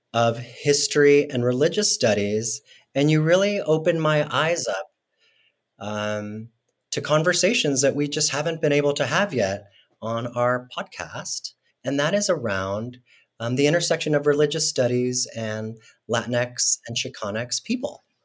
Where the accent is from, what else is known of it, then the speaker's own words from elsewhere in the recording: Mexico City, Mexico; now in United States; when I grew up in Mexico City, there was such a large Mormon community